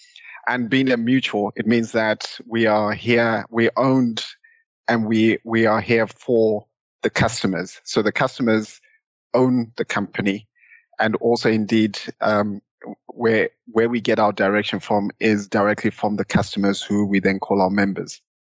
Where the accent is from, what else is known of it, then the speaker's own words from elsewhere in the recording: Zimbabwe; accent: Southern African; now in United Kingdom; back then in Zimbabwe. So hopefully some people have picked up my Southern African accent in the intro.